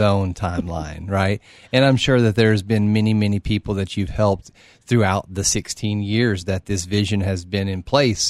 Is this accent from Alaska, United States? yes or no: no; Oak Ridge, Tennessee, United States; I'm from Oak Ridge